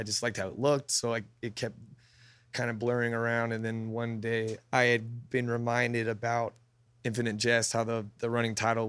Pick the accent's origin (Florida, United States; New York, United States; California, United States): California, United States; Whittier; also born or lived in Yorba Linda, California; I was born in Whittier and grew up there until around middle school, high school, and then I moved to Orange County. Yorba Linda is like a North Orange County little suburb.